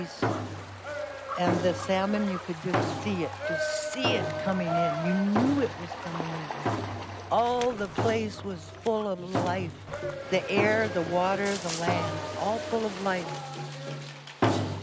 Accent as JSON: {"language": "English", "town": "Juneau", "region": "Alaska", "country": "United States", "tie": "born or raised there", "also_born_or_lived": "Hoonah, Alaska", "said": "Growing up in Juneau was a mixed bag."}